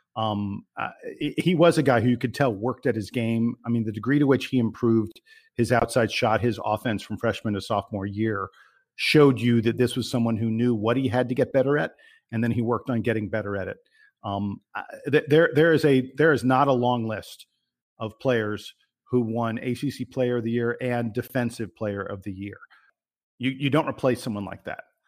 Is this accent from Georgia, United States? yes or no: yes; Atlanta, Georgia, United States; my hometown